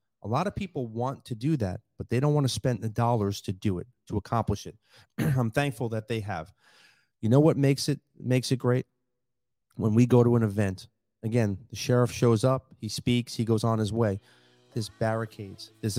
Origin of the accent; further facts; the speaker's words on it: New York, United States; also born or lived in Collier County, Florida; now in Lee County, United States; I grew up in New York. It's a melting pot of culture.